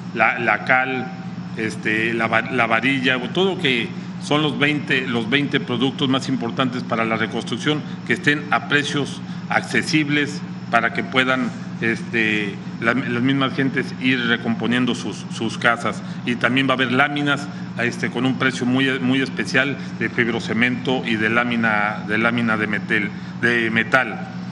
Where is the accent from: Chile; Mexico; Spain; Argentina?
Mexico